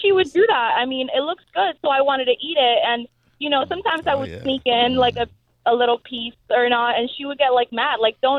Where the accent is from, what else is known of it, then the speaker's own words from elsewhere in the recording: Mexico; moved away; I grew up in Mexico